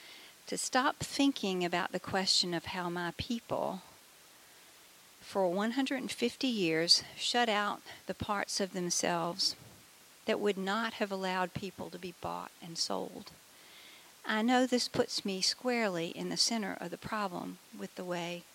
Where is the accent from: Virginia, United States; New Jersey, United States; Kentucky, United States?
Virginia, United States; Lexington; my hometown, Lexington